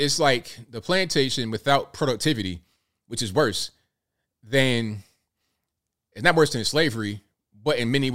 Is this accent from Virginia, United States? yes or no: yes; Virginia Beach, Virginia, United States; also born or lived in Newport News, Virginia; now in Chattanooga, United States; I grew up in Virginia Beach, that area